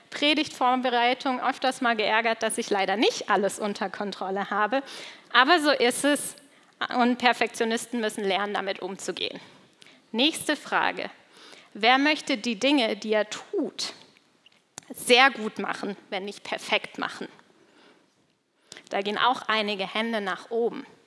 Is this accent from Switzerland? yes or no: yes; Switzerland; weil das kommt tatsächlich aus der Gegend, wo ich aufgewachsen bin, aus der Schweiz.